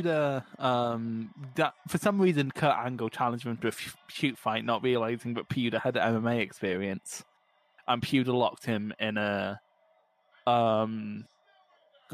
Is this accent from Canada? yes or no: no; Scotland, United Kingdom; I'm Scottish